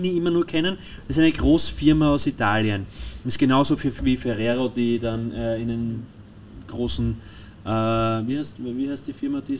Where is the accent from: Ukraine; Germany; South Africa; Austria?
Austria; wiederum wir als Österreicher und die Deutschen und, und ist ja nicht nur auf die Deutschen